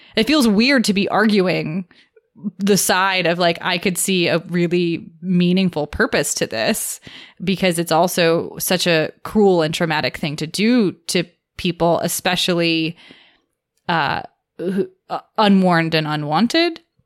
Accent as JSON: {"language": "English", "country": "United States", "tie": "born or raised there", "said": "the culture that, that I grew up in here in America."}